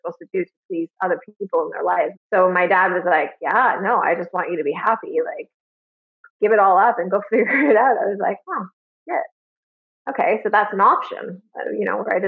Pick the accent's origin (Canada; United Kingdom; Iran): Canada; Alliston, Ontario; also born or lived in Toronto; I was born in Toronto, but I grew up in a really small town called Alice, Ontario